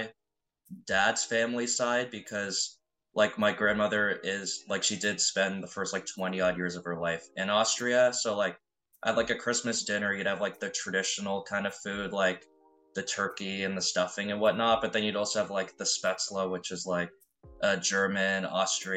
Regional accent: Ontario, Canada; like what you'd see in Ontario. Like growing up in like a nice town

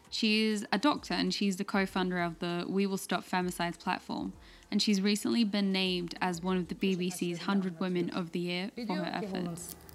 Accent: Istanbul, Turkey; I'm from Istanbul, Turkey, and I'm covering the Challenge Accepted protest that took place in July 2020.

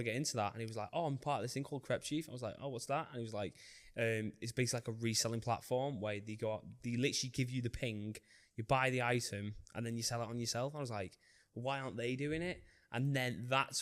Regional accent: Warrington, North West England, United Kingdom; Warrington, 21

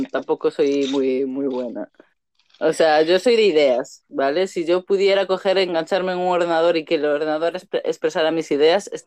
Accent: Canary Islands, Spain; Ah, pues no, yo soy de Canarias, no de Andalucía.

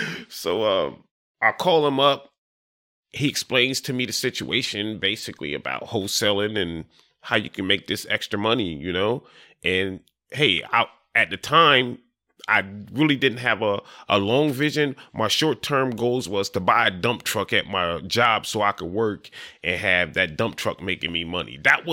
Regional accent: Dover, Delaware, United States; also born or lived in Florida; I was born in Florida. My mom and my pop, they were migrant workers. So, you know, we traveled the East Coast doing potatoes, tomatoes, or whatever. I'm from Dover.

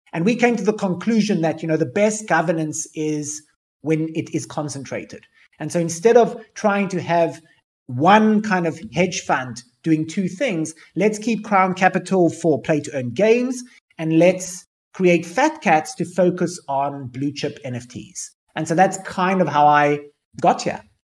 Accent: Cape Town, Western Cape, South Africa; I grew up in South Africa

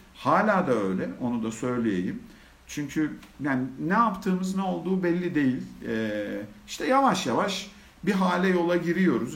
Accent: Antakya, Hatay, Turkey; now in Istanbul, Turkey; Ben bin dokuz yüz yetmiş dört yılında Hatay, Antakya'da doğdum

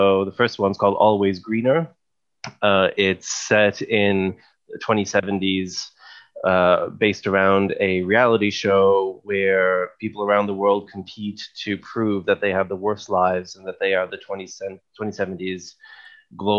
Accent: Canada; moved away; also born or lived in England; as a Canadian

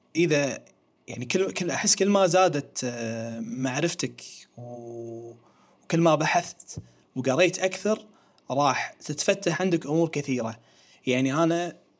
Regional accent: Kuwait; احنا عندنا في الكويت

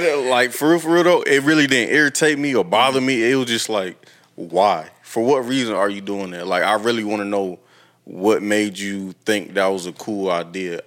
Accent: Toledo, Ohio, United States; moved away; I would consider moving back home to my hometown

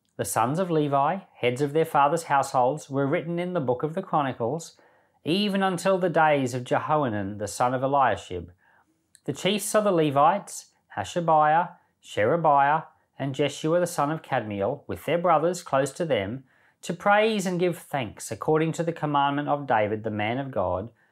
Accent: Rockhampton, Queensland, Australia; I remember when I was a kid, uh, we grew up in the Salvation Army until I was about ten. And I remember the Salvation Army built an aged care facility right here in Rockhampton

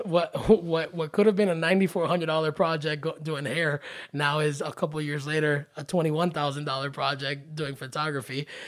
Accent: Miami, Florida, United States; also born or lived in Hollywood, Florida; born and raised in the Miami area, we moved to Hollywood in the middle of eleventh grade

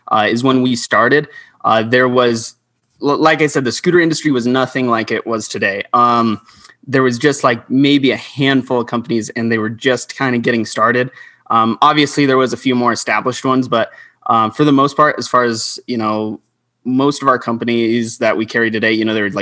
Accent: Albuquerque, New Mexico, United States; I'm from Albuquerque, New Mexico

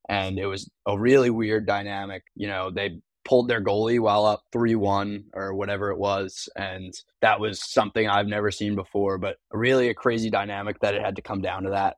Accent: Long Island, New York, United States; moved away as an adult; now in South Carolina, United States; I'm from Long Island.

